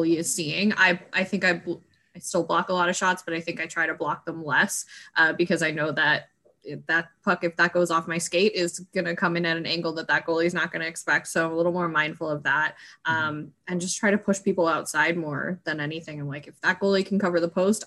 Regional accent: Canada; moved away; also born or lived in California; I grew up in Canada.

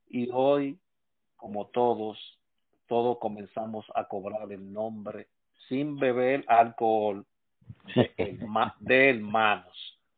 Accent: Santo Domingo, Distrito Nacional, Dominican Republic; Sí, me crié en Cristo Rey.

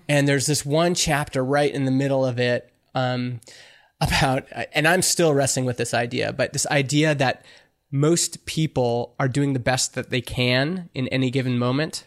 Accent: Canada; I'm Canadian

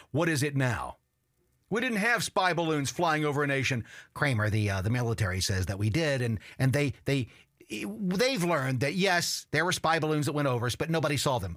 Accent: United States; I, I'm an American.

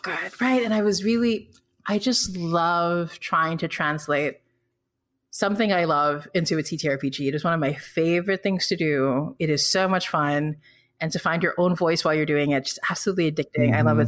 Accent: Philippines; born or raised there; also born or lived in Singapore

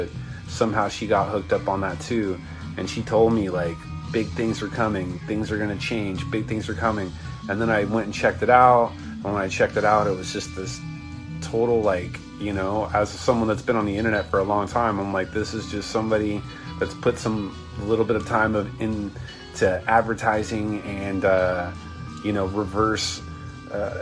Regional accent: Southern California, United States; I'm from Southern California

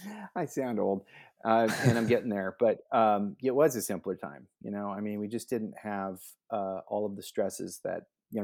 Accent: West Allis, Wisconsin, United States; born there; My dad and mom are from Wisconsin. I was born in West Allis, Wisconsin, just outside of Milwaukee.

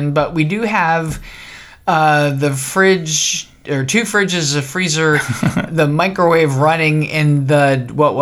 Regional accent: New Jersey, United States; I'm from New Jersey

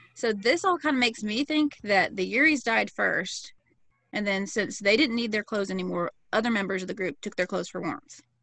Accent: the South, United States; I'm an American from the South.

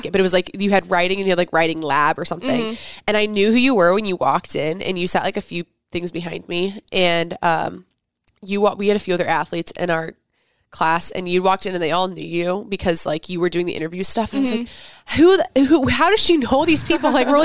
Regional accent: Kansas City, United States; moved away; also born or lived in Omaha, Nebraska; I am from Kansas City

